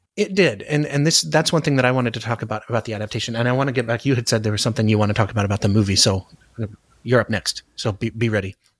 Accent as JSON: {"language": "English", "town": "Anchorage", "region": "Alaska", "country": "United States", "tie": "born or raised there", "moved": "yes", "said": "I grew up in Anchorage"}